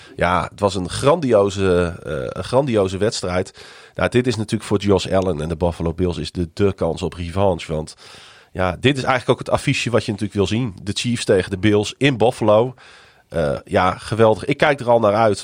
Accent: Netherlands; dat we uit Nederland kwamen

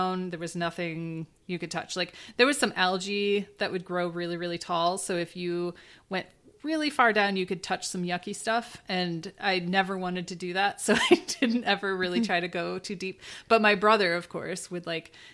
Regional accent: Michigan, United States; growing up in Michigan, obviously you're surrounded by lakes

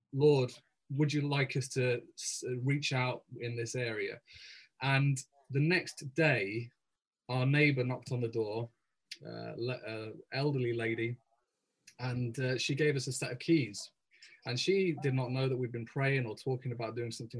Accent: England, United Kingdom; moved away as an adult; also born or lived in Cardiff / Caerphilly; now in Wales, United Kingdom; I'm English myself

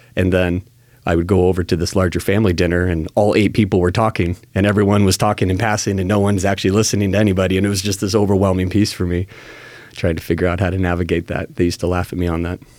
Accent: Salem, Oregon, United States; also born or lived in Lake Oswego, Oregon / Corvallis, Oregon; I was born and raised right here in Salem

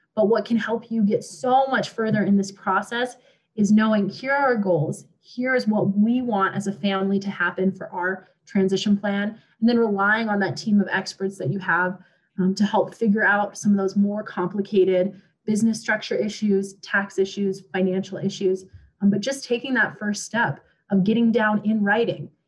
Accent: Montana, United States; moved away; I am originally from Montana and I grew up around Black Angus

